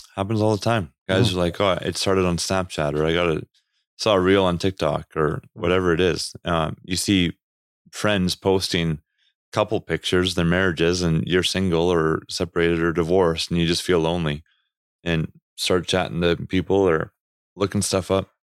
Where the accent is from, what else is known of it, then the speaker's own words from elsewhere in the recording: Canada; accent: Canadian; my Canadian accent